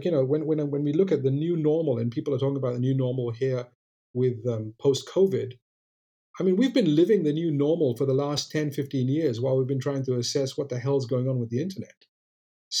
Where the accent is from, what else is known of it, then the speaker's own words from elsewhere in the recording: Malaysia; I'm not American, I'm Malaysian